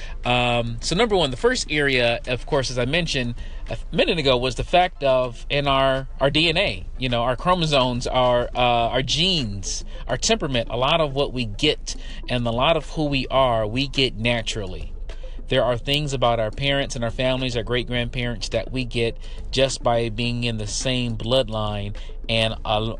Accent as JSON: {"language": "English", "town": "Detroit", "region": "Michigan", "country": "United States", "tie": "born or raised there", "said": "I grew up in Detroit, in the city, in the hood, on the east side, and then on the west side"}